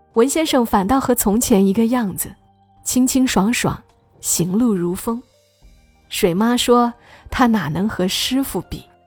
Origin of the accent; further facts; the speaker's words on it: Hunan, China; 我们湖南人